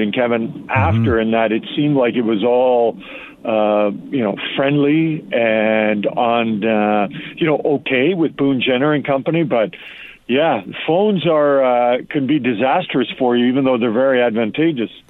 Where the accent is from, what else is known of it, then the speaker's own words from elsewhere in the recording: Edmonton, Alberta, Canada; I've been lucky enough to cover the NHL in my hometown